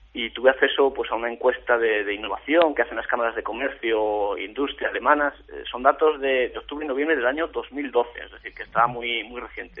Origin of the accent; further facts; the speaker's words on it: Salamanca, Castile and León, Spain; yo como castellano leonés y como salmantino y como persona charro